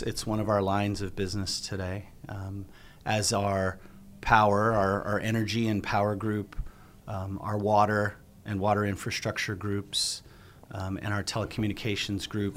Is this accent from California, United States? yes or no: yes; Southern California, United States; now in Arizona, United States; I grew up in Southern California